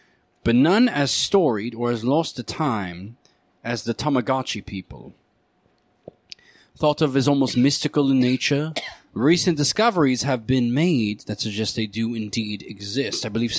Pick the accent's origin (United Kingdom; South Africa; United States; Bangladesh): United Kingdom; England; I'm just English. We just all sound like